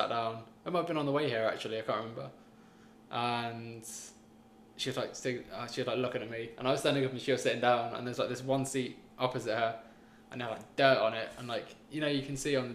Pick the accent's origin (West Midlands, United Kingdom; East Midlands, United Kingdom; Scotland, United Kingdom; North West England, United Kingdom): East Midlands, United Kingdom; Loughborough; moved away as an adult; now in London, United Kingdom; Shout out if you know Loughborough